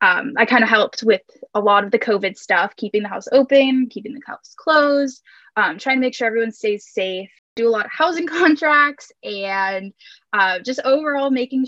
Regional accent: Orange, California, United States; I am from Orange, California.

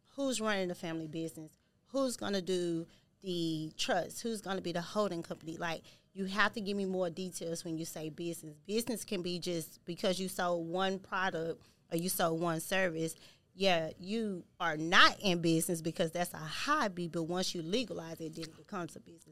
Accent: Houston, Texas, United States; I'm from Houston, Texas

